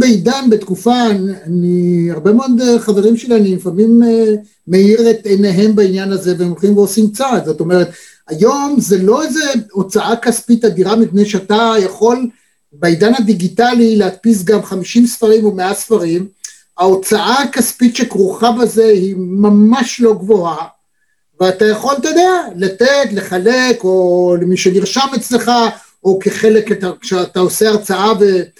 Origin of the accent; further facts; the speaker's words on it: Israel; אני כישראלי